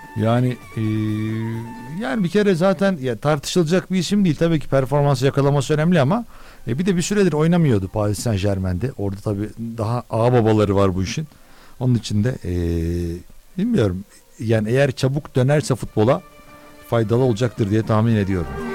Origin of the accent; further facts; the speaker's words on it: Turkey; Bizim ülkemizde